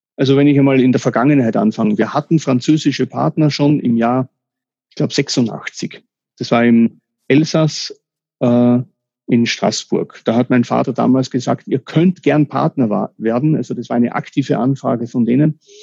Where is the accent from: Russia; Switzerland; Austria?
Austria; first language German; mich als Österreicher